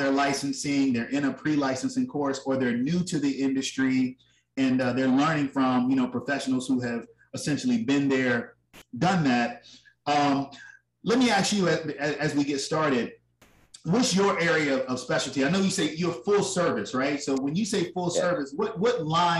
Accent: Richmond, Virginia, United States; my hometown, Richmond, Virginia

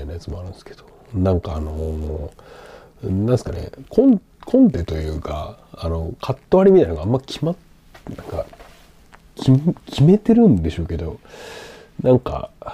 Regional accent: Sendai, Miyagi, Japan; moved away; 自分の実家仙台

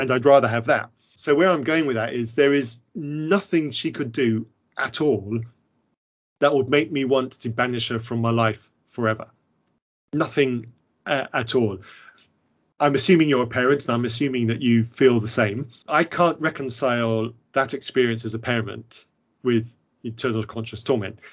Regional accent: England, United Kingdom; I'm clearly English

